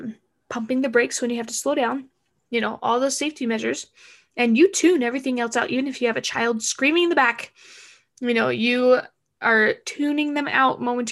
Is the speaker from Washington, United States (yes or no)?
no; Arizona, United States; I am from Arizona and I don't know how to drive in the snow.